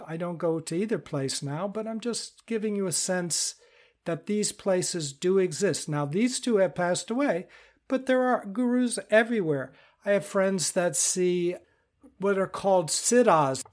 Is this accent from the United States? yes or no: yes; United States; I'm from the United States